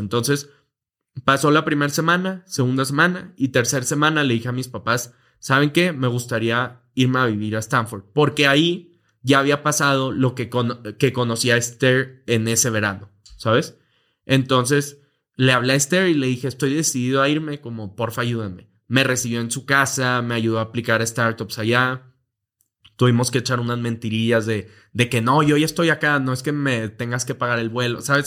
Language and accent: Spanish; Monterrey, Nuevo León, Mexico; moved away as an adult; now in Mexico City, Mexico; Vivíamos relativamente normal en Monterrey, eh, Monterrey, México